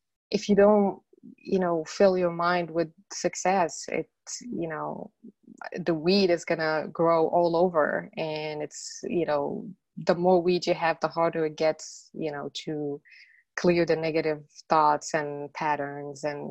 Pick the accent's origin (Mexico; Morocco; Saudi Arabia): Morocco; English is a second language; moved away as an adult; now in United States; I was born and raised in Morocco. And after I moved from Morocco to the States, that was in 1998